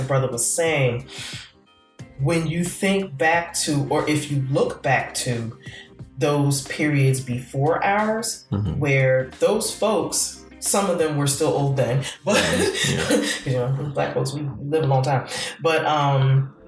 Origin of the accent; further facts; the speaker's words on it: Newark, New Jersey, United States; we're both from Newark